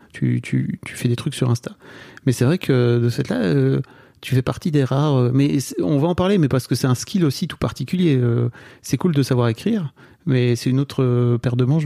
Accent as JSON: {"language": "French", "area": "the North", "region": "Hauts-de-France", "country": "France", "said": "je viens du Nord"}